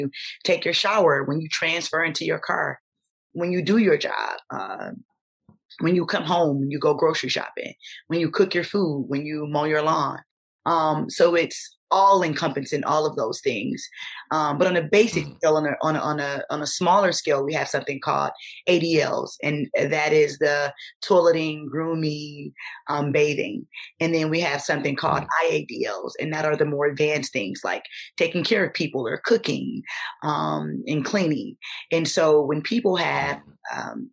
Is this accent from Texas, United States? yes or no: no; Detroit, Michigan, United States; I was born in Detroit, on the west side of Detroit